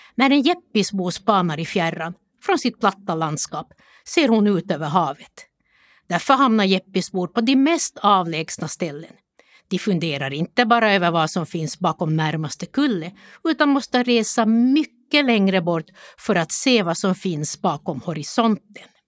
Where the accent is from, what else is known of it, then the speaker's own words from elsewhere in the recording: Jakobstad, Ostrobothnia, Finland; Jag växte upp i Jakobstad under 1960 och 1970-talet.